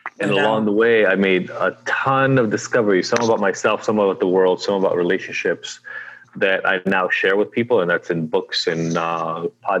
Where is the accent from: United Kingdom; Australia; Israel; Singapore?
Israel; now in United States; I am originally from Israel, been in the U.S. for a long time now, 30 years almost